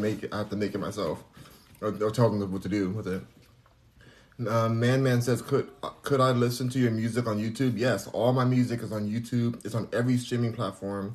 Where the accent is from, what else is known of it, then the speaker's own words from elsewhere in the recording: Los Angeles, California, United States; now in Houston, United States; I'm in Houston, but I'm from Los Angeles